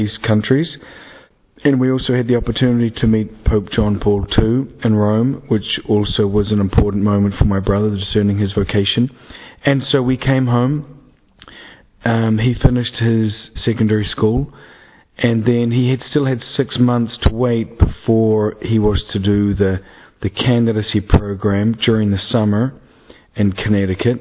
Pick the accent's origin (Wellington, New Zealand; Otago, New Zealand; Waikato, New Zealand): Otago, New Zealand; Dunedin; moved away; I am a priest from Dunedin, New Zealand, which is the end of the earth, or as we like to think of it, the beginning of the world